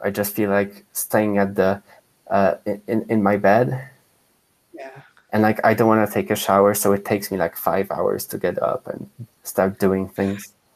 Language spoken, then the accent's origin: English; Poland; moved away; when I was growing up in Poland